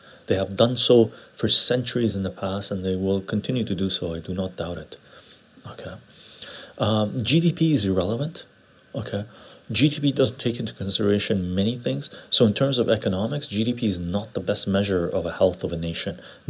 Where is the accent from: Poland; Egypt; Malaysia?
Egypt; I'm Egyptian, personally. And we have quite a few Armenians in our church.